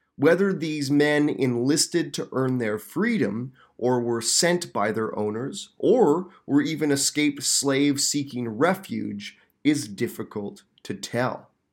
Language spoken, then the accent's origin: English; Canada